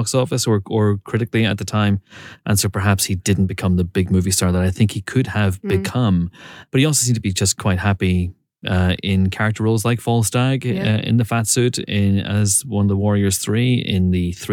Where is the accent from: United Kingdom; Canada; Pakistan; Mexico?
United Kingdom; Banbridge, Northern Ireland